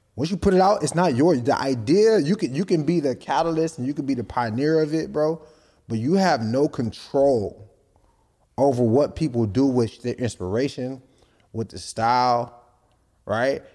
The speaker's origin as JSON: {"language": "English", "country": "Nigeria", "said": "I'm Nigerian."}